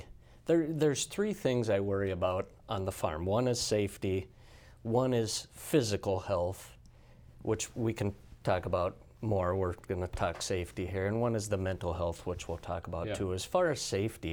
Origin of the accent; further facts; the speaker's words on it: Gettysburg, South Dakota, United States; I grew up in Gettysburg, South Dakota.